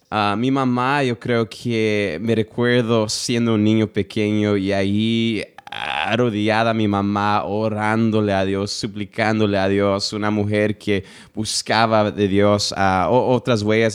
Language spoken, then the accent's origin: Spanish; United States; yo nací en los Estados Unidos